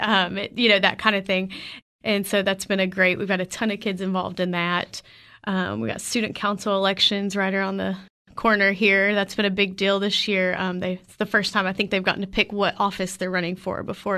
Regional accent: Clarksville, Tennessee, United States; I grew up in Clarksville and came to Tech

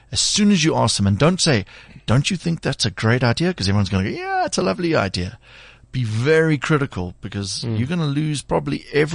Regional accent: South Africa; as South Africans

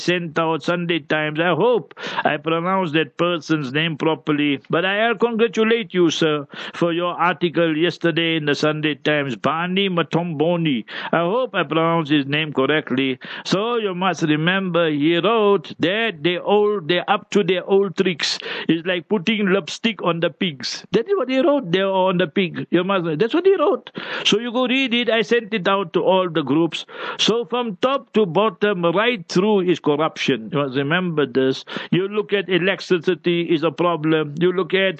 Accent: South Africa; English is a second language; I grew up in a township, in a location. I was born there.

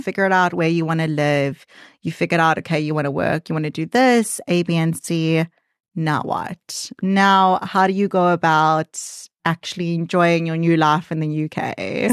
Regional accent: South Africa; moved away as an adult; now in United Kingdom; I'm a South African Jew

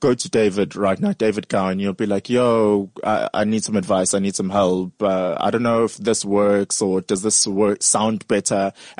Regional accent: South Africa; you go overseas, you're like, I'm from South Africa.

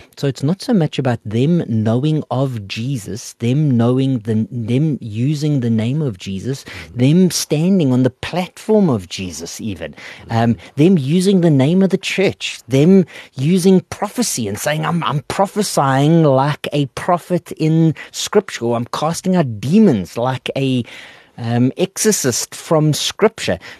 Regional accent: Port Elizabeth, Eastern Cape, South Africa; now in Gauteng, South Africa; I'm from the coast, I'm from Port Elizabeth

